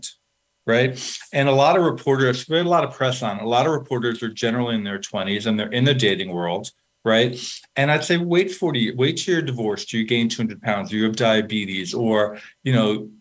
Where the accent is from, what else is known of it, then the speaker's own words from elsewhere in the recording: New York, United States; I'm a from New York